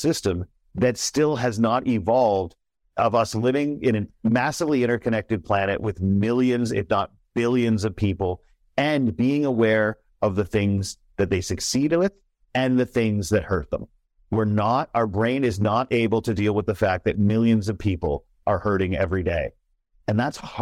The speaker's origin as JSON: {"language": "English", "country": "Canada", "said": "me as a Canadian"}